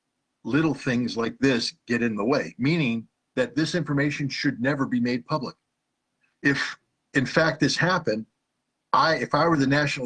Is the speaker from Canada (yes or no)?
no; Germany; moved away; I grew up in Germany, and I love Germany